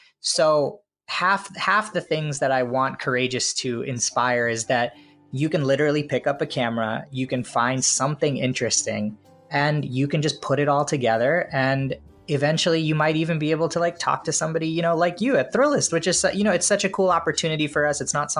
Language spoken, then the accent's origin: English; India; a lot of what I do is colored by the fact that I'm Indian, right?